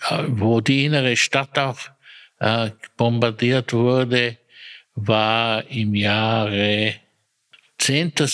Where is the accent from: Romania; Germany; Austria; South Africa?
Austria; Maria Enzersdorf, Lower Austria; Ich bin aufgewachsen zunächst in Maria Enzersdorf